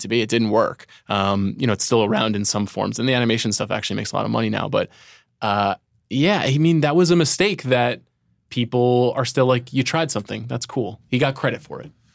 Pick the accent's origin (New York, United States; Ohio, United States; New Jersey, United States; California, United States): New York, United States; Long Island; I'm growing up in Long Island